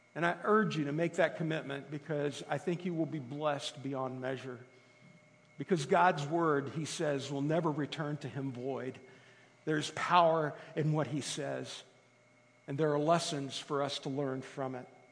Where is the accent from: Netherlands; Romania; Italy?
Italy; moved away; I grew up in Italy